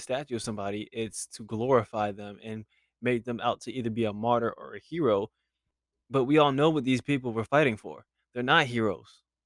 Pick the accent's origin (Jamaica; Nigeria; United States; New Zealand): United States; as an American